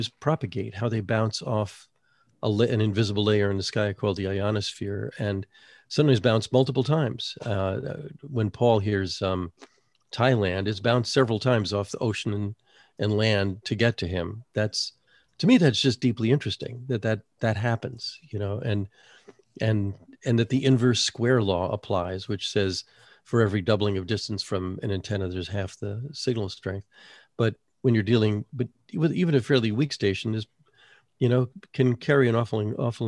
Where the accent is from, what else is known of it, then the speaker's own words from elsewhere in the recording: New York, United States; also born or lived in North Carolina; now in Santa Barbara, United States; I grew up in New York, or near New York